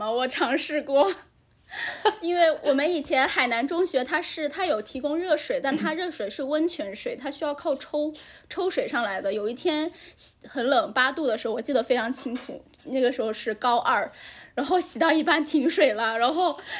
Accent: Haikou, Hainan, China; 对我在海口长大，

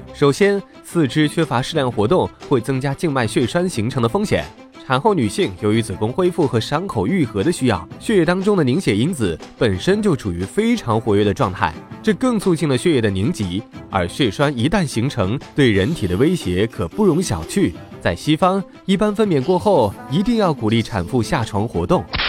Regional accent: China; 我们这个吃粮食长大的民族

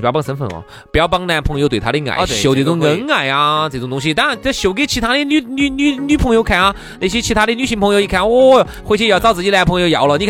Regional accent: China; 我们中国人心目中的老外。

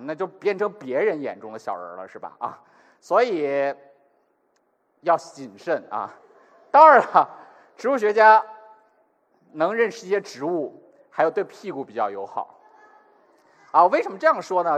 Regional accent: northern China, China; 我这样北方中国人

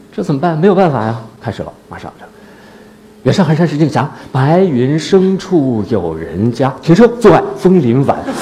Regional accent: Northeast China, China; now in Beijing, China; 我到北京之后，我是东北人嘛，我，我不太适应北京的那种干燥

